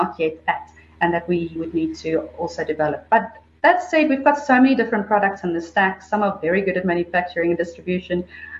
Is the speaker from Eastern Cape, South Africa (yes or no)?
no; Pretoria, Gauteng, South Africa; also born or lived in United Kingdom; I'm from Pretoria. I'm currently sitting in the office in Joburg, but yeah, born and bred Pretoria girl. Went to school there as well, university